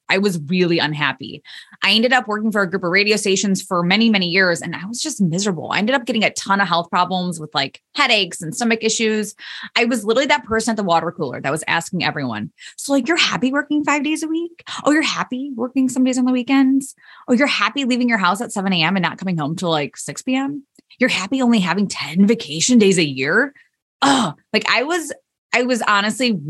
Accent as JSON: {"language": "English", "region": "Indiana", "country": "United States", "tie": "born or raised there", "said": "I ended up moving back to my hometown in Indiana"}